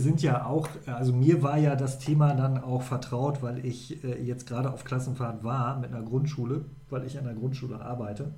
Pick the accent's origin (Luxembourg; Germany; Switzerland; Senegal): Germany; Lower Saxony; Ich komme ja aus der Ecke da, ja. aus dem Vorharz-Verengungsgebiet